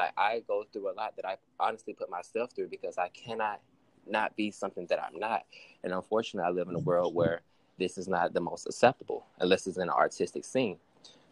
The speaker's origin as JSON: {"language": "English", "town": "Pensacola", "region": "Florida", "country": "United States", "tie": "born or raised there", "also_born_or_lived": "Mobile, Alabama", "said": "I'm from down south. I was born in Mobile, Alabama, raised in Pensacola"}